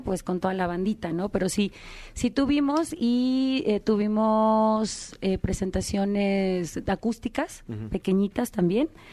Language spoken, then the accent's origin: Spanish; Guadalajara, Jalisco, Mexico; also born or lived in Mexico City; de la Ciudad de México, pero crecí en Guadalajara